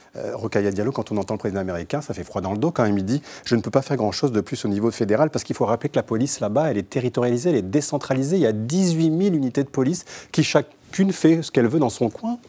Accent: France; chez nous en France

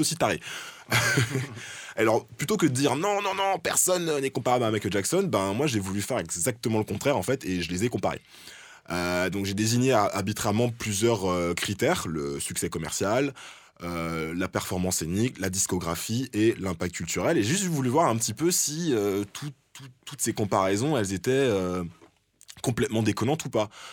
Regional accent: France; en tant que Français

